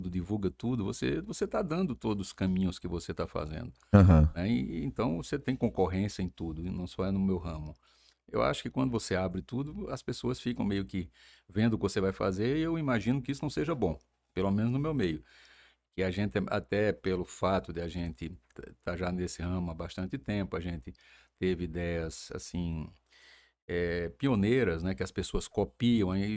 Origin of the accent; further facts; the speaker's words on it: Campina Grande, Paraíba, Brazil; Eu nasci na rua 4 de outubro, né? Centro, né? É, eu acho que o número é até 66